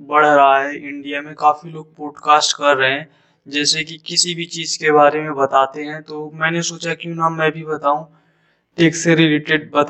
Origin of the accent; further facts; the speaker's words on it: Jaunpur, Uttar Pradesh, India; और मैं उत्तर प्रदेश जौनपुर का रहने वाला हूँ